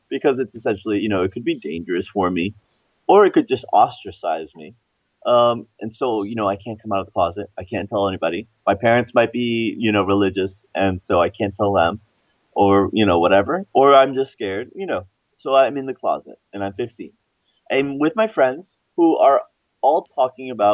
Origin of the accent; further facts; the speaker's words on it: Florida, United States; I grew up in Florida